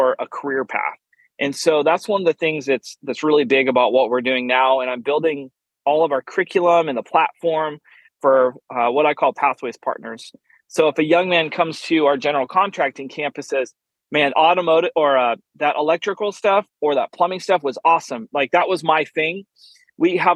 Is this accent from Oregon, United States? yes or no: yes; Oregon, United States; now in Fort Worth, United States; I actually live in just outside of Fort Worth, Texas, originally born and raised in Oregon.